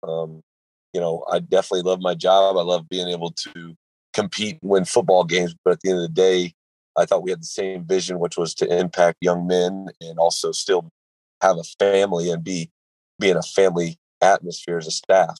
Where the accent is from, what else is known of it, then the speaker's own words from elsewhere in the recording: Kansas, United States; moved away; I'm from Kansas originally, so um, having the opportunity to move back closer to family